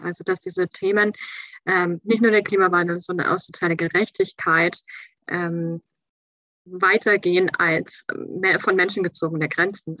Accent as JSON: {"language": "German", "region": "Bavaria", "country": "Germany", "tie": "born or raised there", "also_born_or_lived": "Schleswig-Holstein / France", "moved": "as an adult", "lives_now": "Kiel, Germany", "said": "weil Bayern ist meine Heimat. Ich bin dort aufgewachsen."}